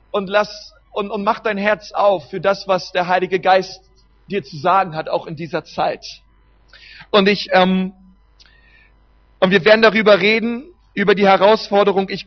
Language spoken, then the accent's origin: German; Berlin, Germany; Wir haben bei uns in Berlin, ich bin Berliner, wenn man ein Stück rausfährt nach Brandenburg, einen Havelpark